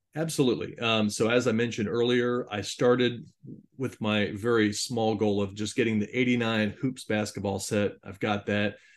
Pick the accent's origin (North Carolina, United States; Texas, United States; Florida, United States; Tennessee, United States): Florida, United States; Jacksonville; I'm from the Jacksonville, Florida area